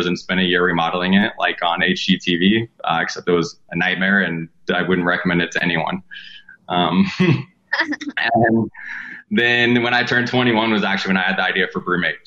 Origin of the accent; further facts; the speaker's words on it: Southern Indiana, United States; I grew up in Indiana, like Southern Indiana, in a really small town.